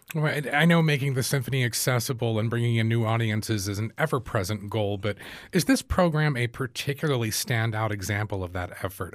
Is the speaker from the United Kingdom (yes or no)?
no; United States; growing up in the U S